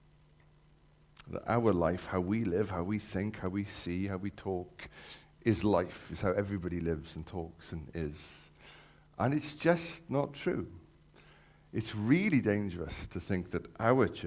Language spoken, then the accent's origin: English; Wales, United Kingdom; I've grown up around sheep, being a Welshman